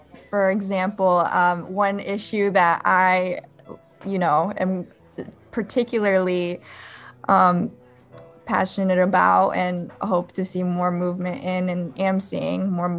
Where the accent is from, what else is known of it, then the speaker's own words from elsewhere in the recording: Michigan, United States; first language Arabic; English is a second language; also born or lived in Madison Heights, Michigan; I was born in America.